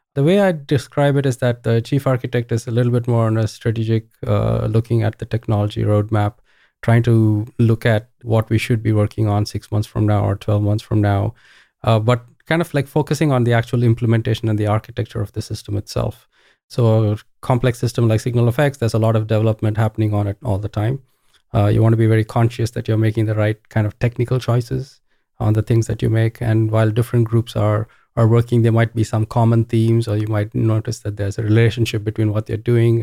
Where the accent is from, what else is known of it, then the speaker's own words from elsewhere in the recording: Bangalore, Karnataka, India; moved away as an adult; also born or lived in Ohio, United States; I grew up in India. This is in Bangalore, India.